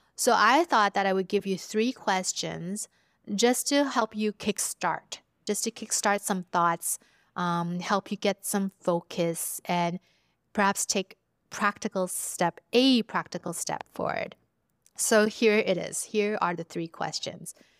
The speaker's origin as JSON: {"language": "English", "town": "Vancouver", "region": "British Columbia", "country": "Canada", "tie": "born or raised there", "said": "I was growing up in Vancouver as a first generation immigrant"}